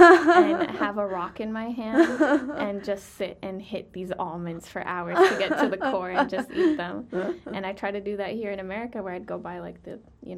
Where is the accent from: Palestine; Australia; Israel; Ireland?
Palestine; Bethlehem, West Bank; I know I'm from Bethlehem, so I'll represent Bethlehem the day I die. But my favorite city is Jerusalem.